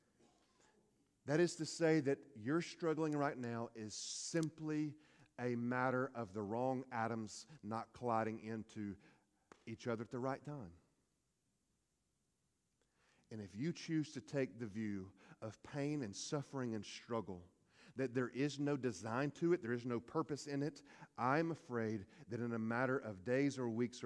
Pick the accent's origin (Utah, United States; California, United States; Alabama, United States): Alabama, United States; Hueytown; I'm from Hueytown